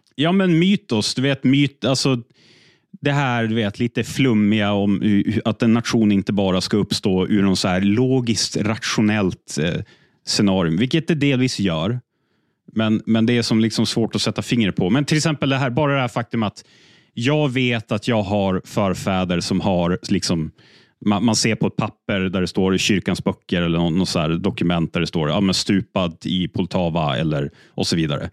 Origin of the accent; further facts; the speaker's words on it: Umeå, Västerbotten County, Sweden; jag är född och uppvuxen i Umeå största delen av mitt liv.